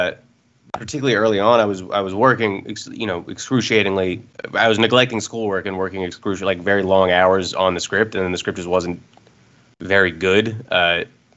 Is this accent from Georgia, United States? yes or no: yes; Atlanta, Georgia, United States; moved away as an adult; also born or lived in Los Angeles; now in New York, United States; I'm originally from Atlanta, Georgia, actually. Went to school at USC and then have been living in New York since then